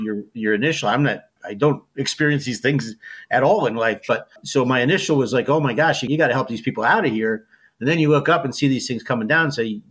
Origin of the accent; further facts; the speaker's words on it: East Hanover, New Jersey, United States; also born or lived in East Orange, New Jersey / Michigan; I'm born and raised in New Jersey, born in East Orange, and grew up in East Hanover